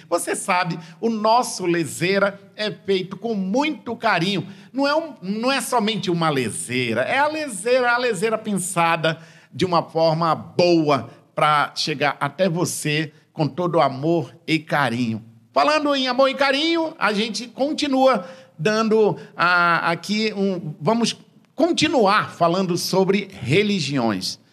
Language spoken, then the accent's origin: Portuguese; Tefé, Amazonas, Brazil; eu cresci, eu sou de Tefé no interior